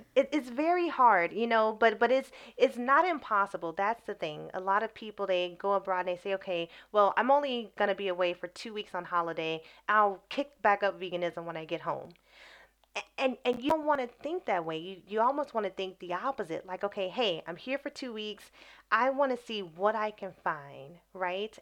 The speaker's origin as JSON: {"language": "English", "town": "Chicago", "region": "Illinois", "country": "United States", "tie": "born or raised there", "also_born_or_lived": "Brazil / Morocco", "moved": "as an adult", "lives_now": "England", "said": "I am from Chicago, Illinois, uh, Southeast Side, born and raised"}